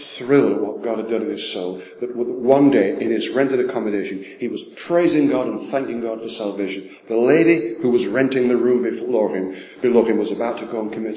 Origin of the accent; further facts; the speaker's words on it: England, United Kingdom; we're from England